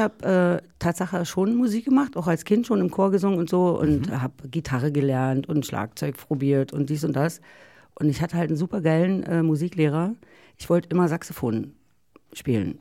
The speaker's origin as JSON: {"language": "German", "region": "East Germany", "country": "Germany", "said": "ich bin ja aus dem Osten"}